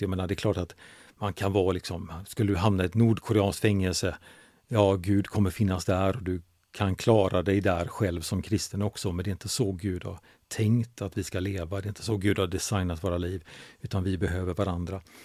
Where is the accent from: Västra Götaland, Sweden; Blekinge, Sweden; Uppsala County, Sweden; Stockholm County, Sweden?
Västra Götaland, Sweden; Gothenburg; now in Huskvarna, Sweden; jag kommer från Göteborg